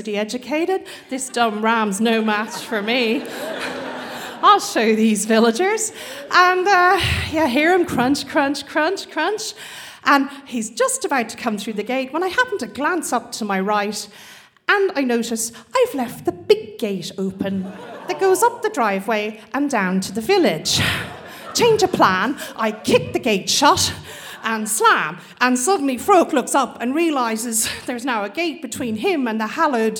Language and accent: English; Australia; moved away as an adult; also born or lived in Scotland; some Aussie, Irish Aussie blow-in